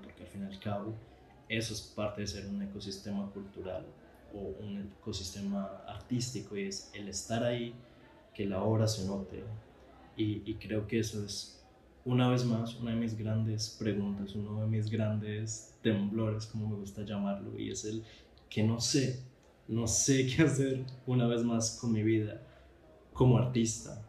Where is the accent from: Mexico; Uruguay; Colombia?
Colombia; moved away as an adult; now in Spain; soy colombiano